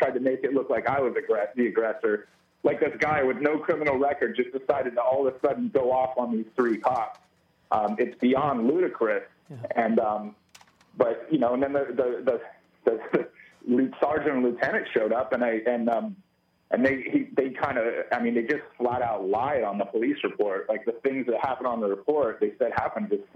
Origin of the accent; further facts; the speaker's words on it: California, United States; I said, "California."